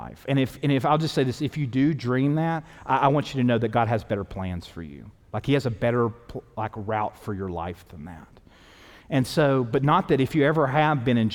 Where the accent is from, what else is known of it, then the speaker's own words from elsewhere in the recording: East Tennessee, United States; moved away; also born or lived in New Orleans; growing up in East Tennessee